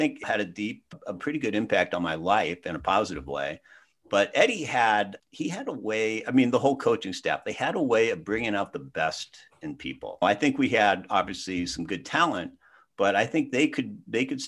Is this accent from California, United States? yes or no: yes; San Jose, California, United States; moved away as an adult; now in Chicago, United States; born and raised in San Jose, grew up in that house.